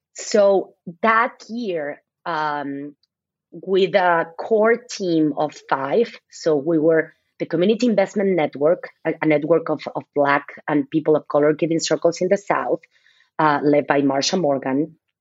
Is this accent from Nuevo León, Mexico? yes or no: no; Mexico City, Mexico; moved away as an adult; now in United States; I was born and raised in Mexico City